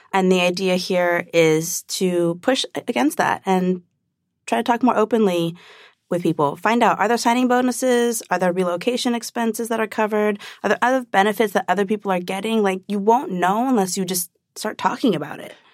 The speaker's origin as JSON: {"language": "English", "area": "Orange County", "region": "California", "country": "United States", "tie": "born or raised there", "said": "growing up in Orange County"}